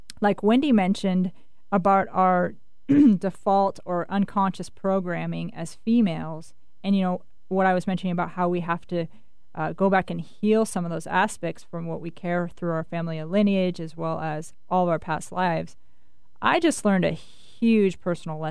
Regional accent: Winthrop, Washington, United States; I grew up again in the Cascade Mountains in a town called Winthrop

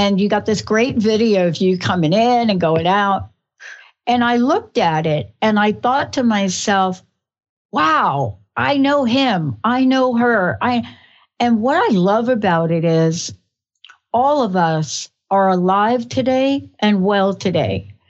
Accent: New York, United States; accent: New York; moved away; I'm a girl from New York.

